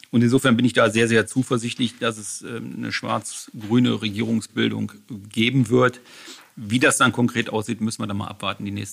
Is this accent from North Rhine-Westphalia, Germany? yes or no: yes; Bonn, North Rhine-Westphalia, Germany; mit Freundschaften bin ich in Bonn groß geworden. Ich fühle mich in Bonn heimisch und in Bonn verwurzelt aber ein Stück weit auch noch in Düsseldorf heimisch.